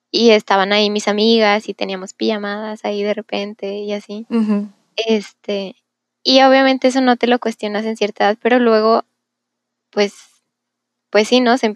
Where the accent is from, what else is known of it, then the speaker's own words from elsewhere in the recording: Monterrey, Nuevo León, Mexico; tengo 21 años, vivo en Monterrey, nací en Monterrey.